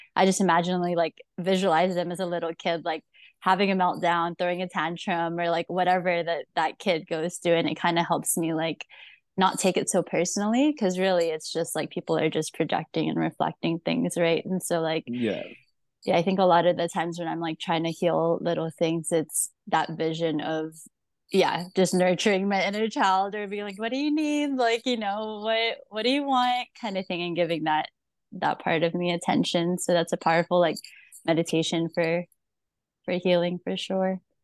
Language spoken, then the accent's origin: English; Philippines; moved away; I was born in the Philippines